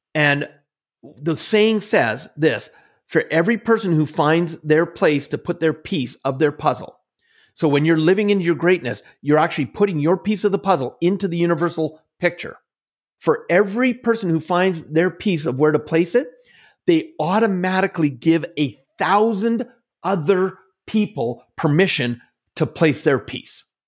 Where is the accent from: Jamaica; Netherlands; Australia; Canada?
Canada; central Alberta; growing up in Canada, in central Alberta, most of my life